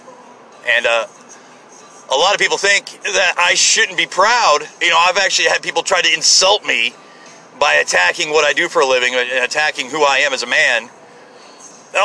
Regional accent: United States; I'm an American.

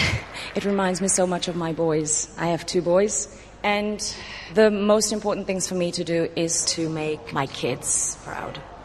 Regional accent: South Africa; I'm 43 years old, and I'm from South Africa

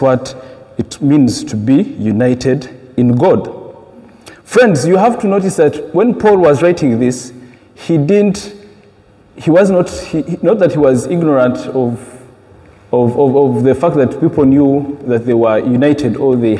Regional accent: Uganda; moved away; I come from Uganda

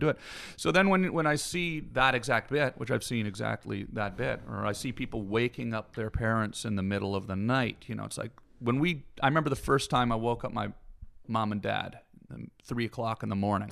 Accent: Canada; Canadian, and I grew up in the woods

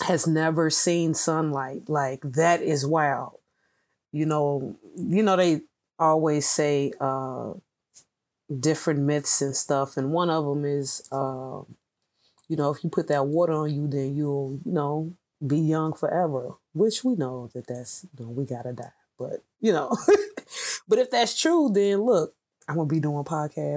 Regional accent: United States; even though I was born here in America

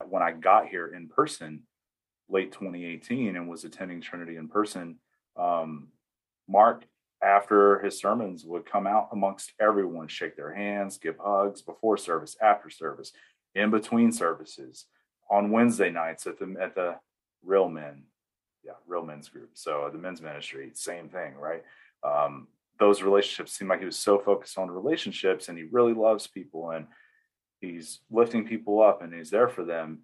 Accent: East Tennessee, United States; moved away as an adult; now in Arizona, United States; I'm from East Tennessee, deep South. i was born and raised there

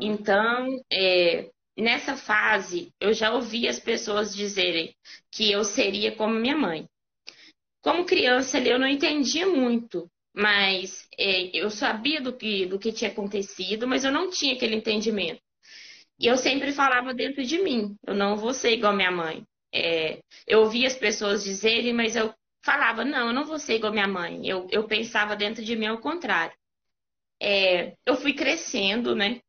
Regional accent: Caeté, Minas Gerais, Brazil; eu sou de Caeté, né, o interior

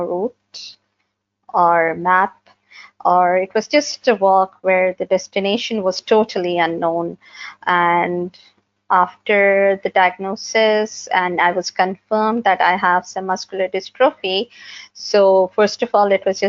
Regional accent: Pakistan; I'm from Pakistan, a GNE myopathy patient. I live in Karachi

